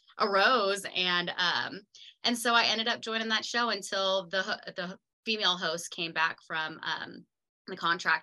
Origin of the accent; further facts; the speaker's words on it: San Diego, Los Angeles, California, United States; also born or lived in Florida; now in Tennessee, United States; I am from San Diego, Los Angeles. I grew up like half and half my life